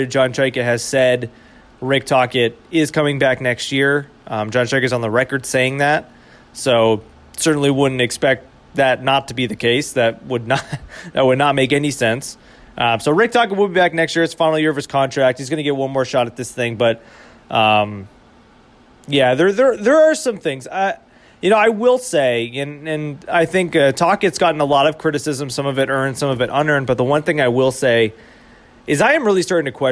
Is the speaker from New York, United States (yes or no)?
no; Boston, Massachusetts, United States; moved away; I grew up in Boston, right? I grew up a, a fan of Boston sports